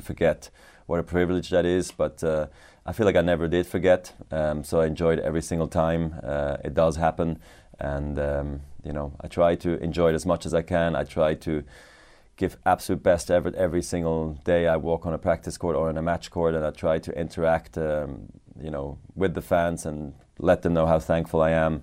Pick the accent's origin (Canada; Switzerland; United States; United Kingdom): Switzerland; Basel, Basel-Stadt; I also became a ball boy in my hometown tournament in Basel.